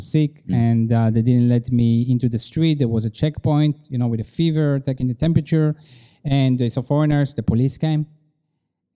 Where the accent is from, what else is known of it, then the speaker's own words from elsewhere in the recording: Israel; moved away as an adult; now in China; growing up in Israel